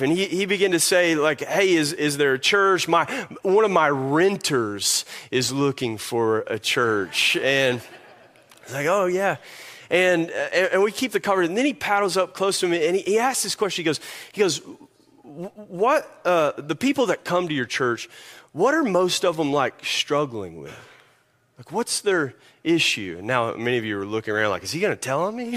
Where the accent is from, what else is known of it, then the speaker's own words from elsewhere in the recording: Kentucky, United States; moved away; I'm made in Kentucky.